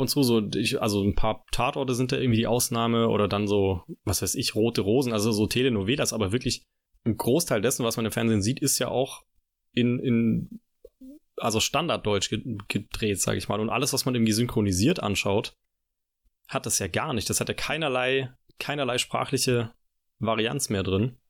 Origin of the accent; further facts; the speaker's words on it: Lake Constance area, Baden-Württemberg, Germany; accent: Alemannic; now in Tübingen, Germany; Also ich komme ja auch aus Süddeutschland, äh, also Richtung Bodensee, die Ecke, also fast schon, oder eigentlich aus dem Alemannischen.